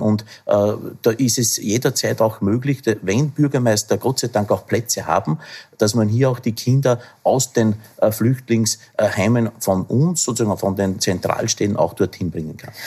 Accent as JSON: {"language": "German", "region": "Upper Austria", "country": "Austria", "tie": "born or raised there", "said": "aus meinem Heimatbundesland Oberösterreich"}